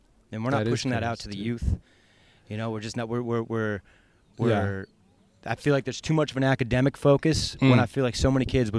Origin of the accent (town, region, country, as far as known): Valencia, California, United States; born or raised there; also born or lived in Connecticut; now in Austin, United States